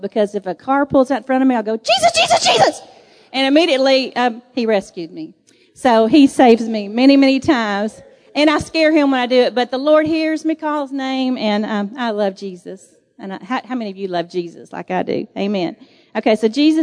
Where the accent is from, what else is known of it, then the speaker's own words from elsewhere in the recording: Texas, United States; I'm from Texas